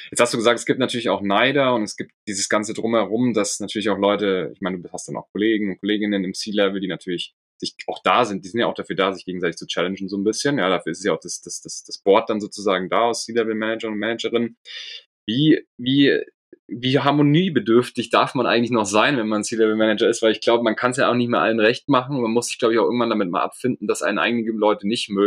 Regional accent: Munich, Bavaria, Germany; also born or lived in United States; Ich bin in München aufgewachsen.

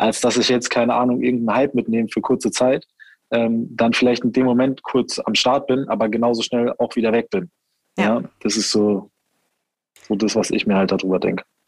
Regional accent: Heidelberg, Baden-Württemberg, Germany; ich dann eben äh, 16 war, sind wir halt hier in die Nachtschicht bei uns in Heidelberg

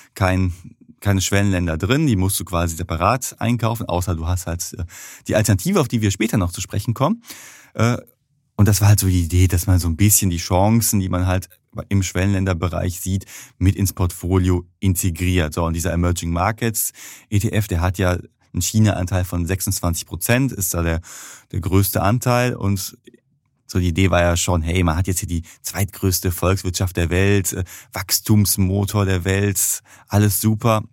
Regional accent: Germany; als Deutsche

